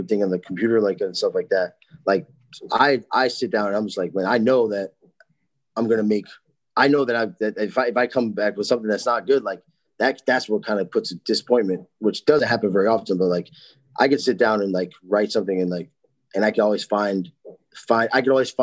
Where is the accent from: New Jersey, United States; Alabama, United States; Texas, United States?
New Jersey, United States; We're from New Jersey, a normal place